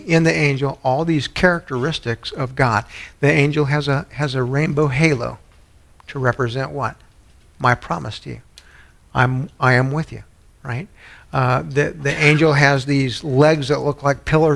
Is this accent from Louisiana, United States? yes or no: yes; New Orleans, Louisiana, United States; I was born in New Orleans